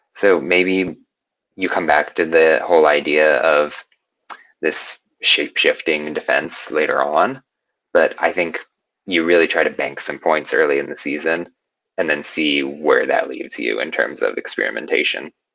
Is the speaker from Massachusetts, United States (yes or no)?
no; Indianapolis, Indiana, United States; moved away as an adult; also born or lived in New York; now in Arizona, United States; Indianapolis native, born and raised there, lived there until I was 18, at which point hopped on over to New York